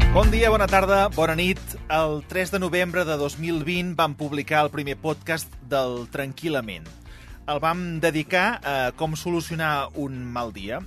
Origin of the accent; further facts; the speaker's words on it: Catalonia, Spain; Jo, com a bon català